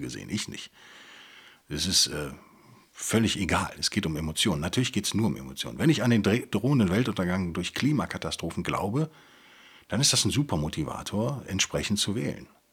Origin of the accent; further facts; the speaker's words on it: Rhineland, Germany; als Rheinländer